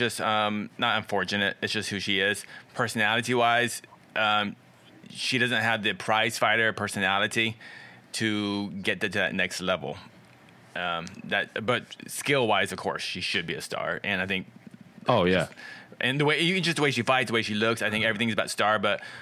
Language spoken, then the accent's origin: English; Texas, United States; I'm from Texas